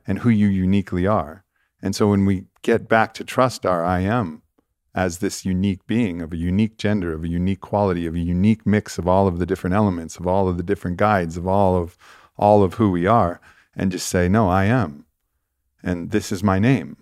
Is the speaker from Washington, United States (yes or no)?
no; Santa Monica, California, United States; I was born in Santa Monica.